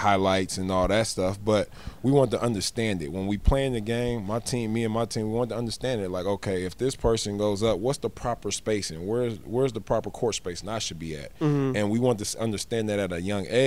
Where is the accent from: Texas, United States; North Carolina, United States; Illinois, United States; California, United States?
California, United States; Oakland; I'm from Oakland